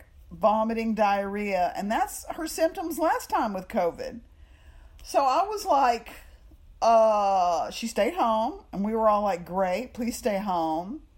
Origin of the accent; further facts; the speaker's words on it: Texas, United States; also born or lived in New York; I'm just from Texas